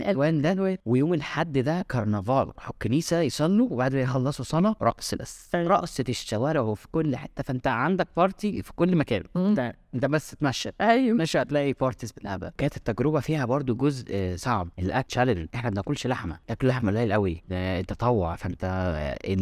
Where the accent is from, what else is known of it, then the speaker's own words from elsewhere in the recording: Egypt; من مصر